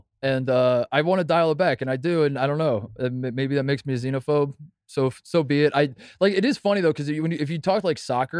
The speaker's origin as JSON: {"language": "English", "country": "United States"}